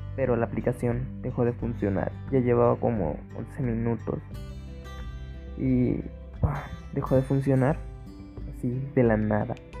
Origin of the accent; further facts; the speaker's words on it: Guadalajara, Jalisco, Mexico; yo soy de GDL, GDL, GDL, Jalisco.